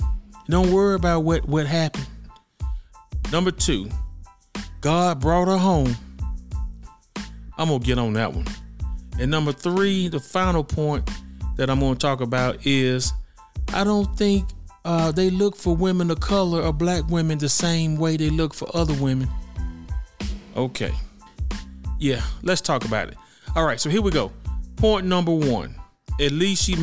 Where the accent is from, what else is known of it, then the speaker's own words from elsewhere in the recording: Birmingham, Alabama, United States; my hometown of Birmingham, Alabama